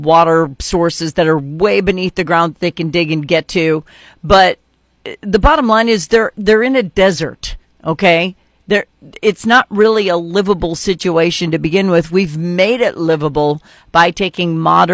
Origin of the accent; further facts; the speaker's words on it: North Dakota, United States; moved away as an adult; now in Missouri, United States; I'm from North Dakota, and now I live in Missouri